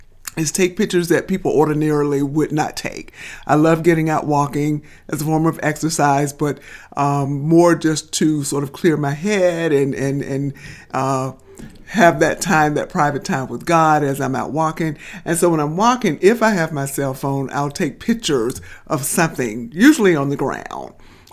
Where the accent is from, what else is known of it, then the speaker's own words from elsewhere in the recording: Titusville, Florida, United States; But so I grew up on the North Titusville side, on the side that where there's Memorial Park.